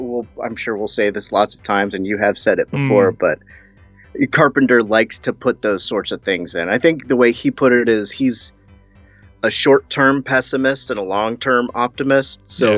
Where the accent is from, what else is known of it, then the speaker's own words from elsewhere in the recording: United States; I'm American.